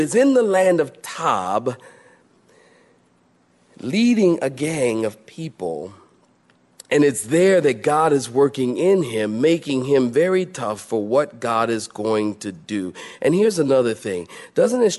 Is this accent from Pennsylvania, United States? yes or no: yes; Philadelphia, Pennsylvania, United States; I grew up in that world. I'm from Philadelphia